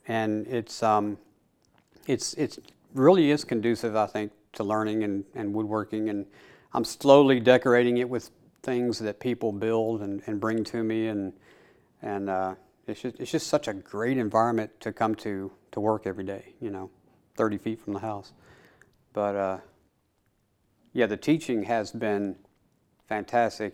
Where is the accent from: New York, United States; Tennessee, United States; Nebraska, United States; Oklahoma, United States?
Tennessee, United States; Middle; I was born and raised here in Middle Tennessee